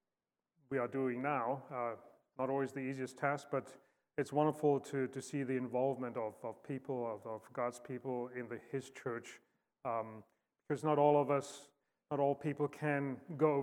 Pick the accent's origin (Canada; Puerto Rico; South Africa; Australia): South Africa; moved away as an adult; also born or lived in Fort Wayne, Indiana / Star Valley, Wyoming; born and raised in South Africa